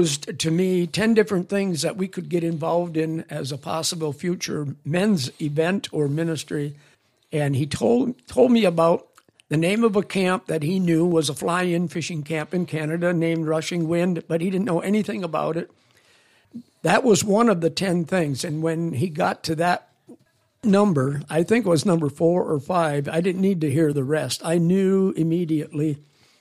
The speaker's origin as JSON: {"language": "English", "town": "Loyal", "region": "Wisconsin", "country": "United States", "tie": "born or raised there", "said": "my hometown of Loyal, Wisconsin"}